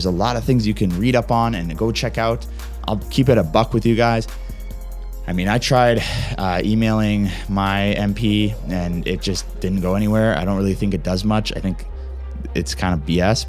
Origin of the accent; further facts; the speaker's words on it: Canada; my own country